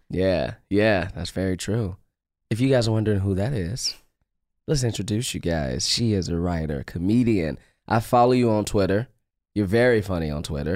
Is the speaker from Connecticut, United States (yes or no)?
no; Chicago, Illinois, United States; now in Los Angeles, United States; I'm from Chicago